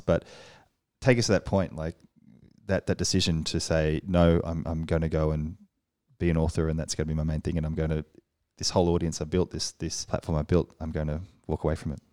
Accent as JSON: {"language": "English", "country": "Australia", "moved": "as an adult", "lives_now": "Paris, France", "said": "we're both from Australia. We've come to Paris."}